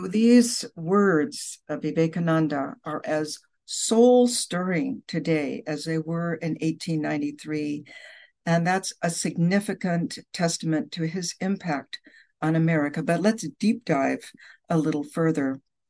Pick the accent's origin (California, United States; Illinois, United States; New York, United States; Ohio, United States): Illinois, United States; Chicago; It's the richness of faiths celebrated by a visitor to my hometown of Chicago more than a century ago